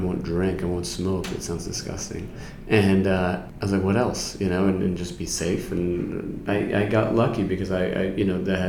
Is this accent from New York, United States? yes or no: yes; New York City, New York, United States; I'm a New Yorker. I'm from New York City